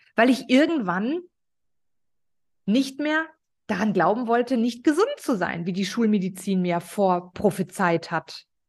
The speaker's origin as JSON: {"language": "German", "area": "Ruhr area", "region": "North Rhine-Westphalia", "country": "Germany", "said": "ich komme aus dem Ruhrpott. Ich bin eine absolute Ruhrpott-Göre"}